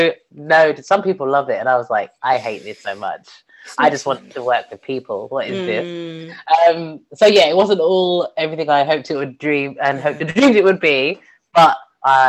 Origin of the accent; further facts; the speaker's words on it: London, United Kingdom; also born or lived in Bangor, North Wales; I grew up in London